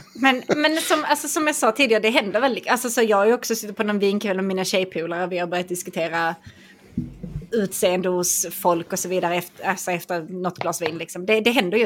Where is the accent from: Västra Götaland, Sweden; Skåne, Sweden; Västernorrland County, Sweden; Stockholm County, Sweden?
Skåne, Sweden; jag är från Skåne